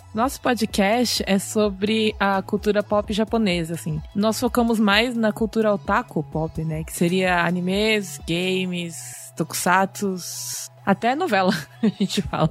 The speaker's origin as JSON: {"language": "Portuguese", "region": "São Paulo", "country": "Brazil", "moved": "as an adult", "lives_now": "Japan", "said": "Eu sou de São Paulo"}